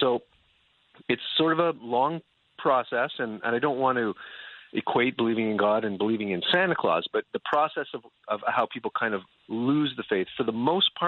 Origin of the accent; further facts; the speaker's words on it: Canada; now in United States; well, I haven't had to shovel my driveway since I've been here, and I'm originally from Canada.